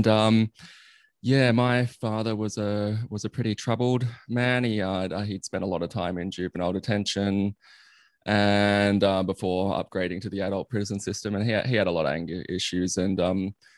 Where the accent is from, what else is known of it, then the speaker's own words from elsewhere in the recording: Sydney, New South Wales, Australia; also born or lived in Armidale; I grew up in Sydney